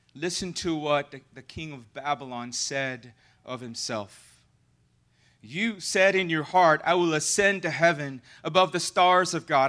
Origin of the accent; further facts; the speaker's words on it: Philippines; now in Titusville, United States; I'm Filipino